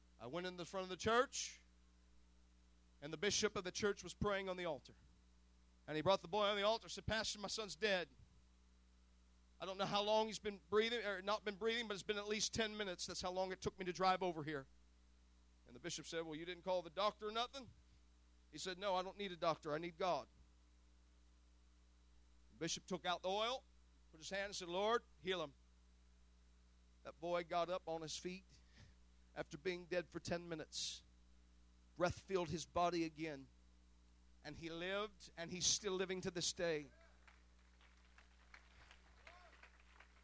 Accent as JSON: {"language": "English", "town": "Gary", "region": "Indiana", "country": "United States", "tie": "born or raised there", "said": "it was the church that I was born in. It was the church that I was dedicated in on 45th Avenue in Gary, Indiana."}